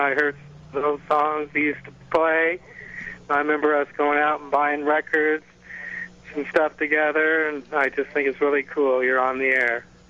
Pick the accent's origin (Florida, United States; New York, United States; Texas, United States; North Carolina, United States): Florida, United States; Clearwater; we grew up in Clearwater on Clearwater Beach years ago